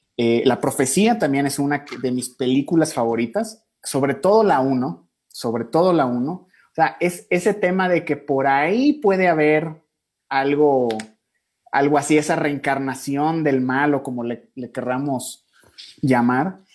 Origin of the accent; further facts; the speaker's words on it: Mexico; now in Ecuador; yo soy mexicano, pero vivimos aquí en Ecuador todos